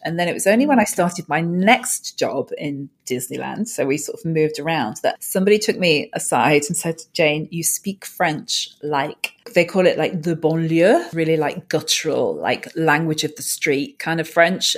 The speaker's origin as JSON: {"language": "English", "town": "Manchester", "region": "North West England", "country": "United Kingdom", "tie": "born or raised there", "said": "Manchester, the UK is my hometown"}